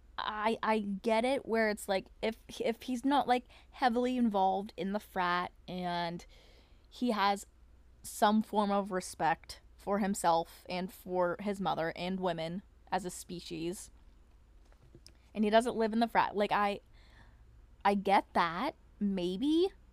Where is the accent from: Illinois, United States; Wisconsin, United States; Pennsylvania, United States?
Pennsylvania, United States; my hometown, like, it, which is in, like, P